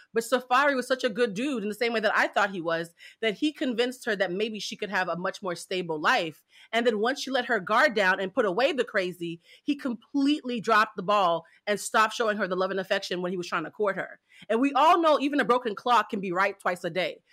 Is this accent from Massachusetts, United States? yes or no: yes; Boston, Massachusetts, United States; I'm from Boston